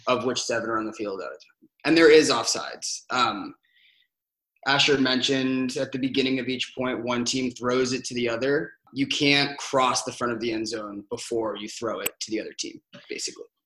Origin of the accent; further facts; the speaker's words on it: Denver, Colorado, United States; I'm from Denver, Colorado.